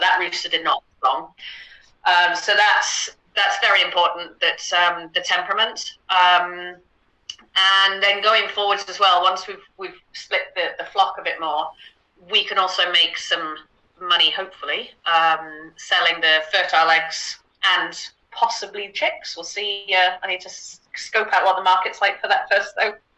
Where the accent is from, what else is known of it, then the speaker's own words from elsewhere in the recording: United Kingdom; now in Netherlands; I'm originally British. Um, live out in the Netherlands now.